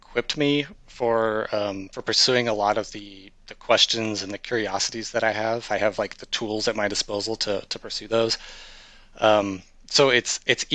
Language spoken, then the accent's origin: English; rural Iowa, United States; moved away as an adult; also born or lived in Baltimore / Washington, D.C. metro area; I was born and raised in rural Iowa